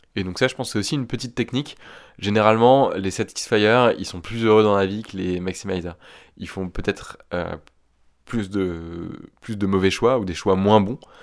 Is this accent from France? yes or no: yes; Picardy, Hauts-de-France, France; now in Paris, France; J'ai 30 ans et j'habite à Paris. Euh, à la base, je viens de Picardie.